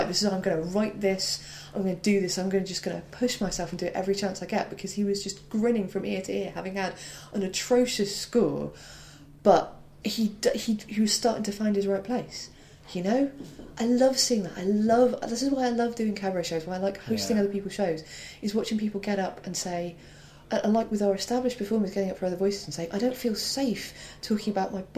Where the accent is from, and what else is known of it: Wales, United Kingdom; accent: Welsh; moved away; also born or lived in Cardiff